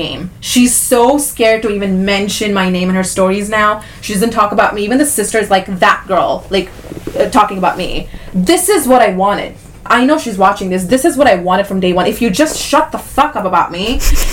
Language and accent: English; Dubai, United Arab Emirates; now in United States; I have an Indian passport, even though I was like born and raised in Dubai